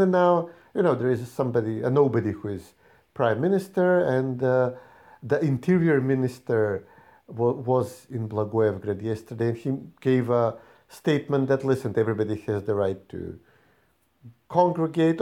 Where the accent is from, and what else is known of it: North Macedonia